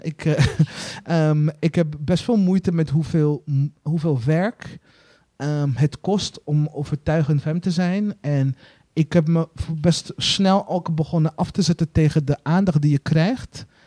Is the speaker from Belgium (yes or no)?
no; Burundi; now in Netherlands; waar ik vandaan kom in Burundi.